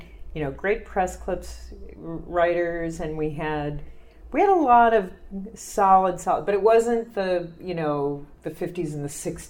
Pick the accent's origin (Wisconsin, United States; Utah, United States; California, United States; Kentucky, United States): Kentucky, United States; moved away as an adult; also born or lived in Jersey City, New Jersey; now in New York, United States; I grew up in Kentucky, and I moved here out of college.